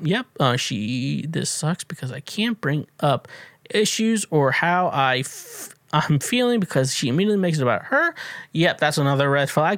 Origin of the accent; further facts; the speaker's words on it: Kansas, United States; I grew up in Kansas